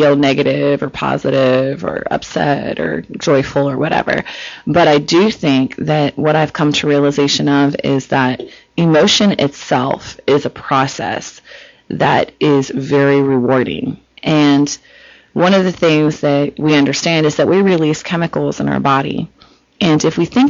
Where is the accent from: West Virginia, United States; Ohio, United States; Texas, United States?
Ohio, United States; Cincinnati; moved away as an adult; now in California, United States; I'm from Cincinnati